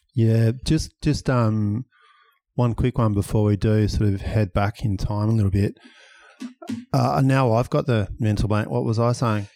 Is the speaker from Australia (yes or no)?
yes; Perth, Western Australia, Australia; born or raised there